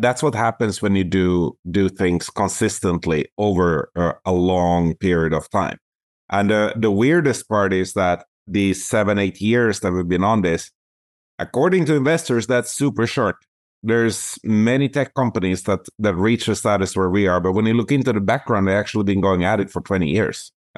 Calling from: Toronto, Ontario, Canada; I'm calling in from Toronto, Ontario, and I tend to spend about 6 months of the year here, and the rest I do traveling.

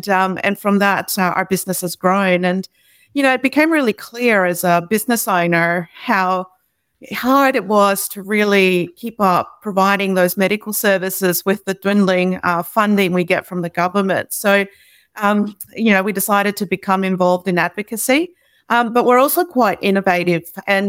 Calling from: Brisbane, Queensland, Australia; And I'm joining you from Turrbal, Yagara country.

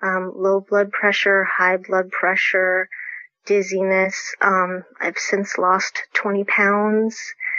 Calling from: Folsom, California, United States; I'm calling in from Folsom, California.

